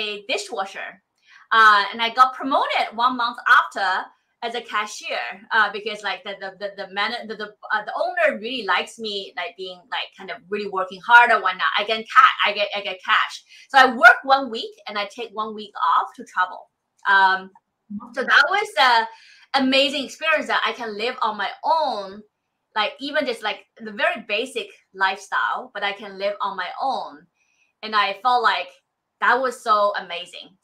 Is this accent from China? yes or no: yes; Shanghai, China; moved away as an adult; now in United States; I came from Shanghai, not Beijing.